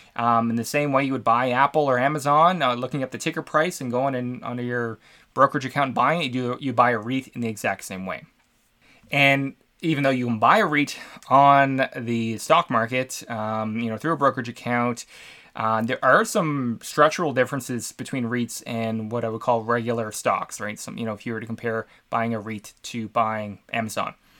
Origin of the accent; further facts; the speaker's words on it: Canada; I'm from Canada